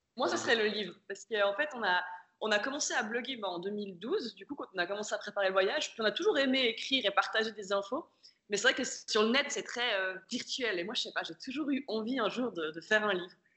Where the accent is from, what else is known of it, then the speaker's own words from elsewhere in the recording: Switzerland; moved away; j'ai 32 ans, on vient de Suisse tous les deux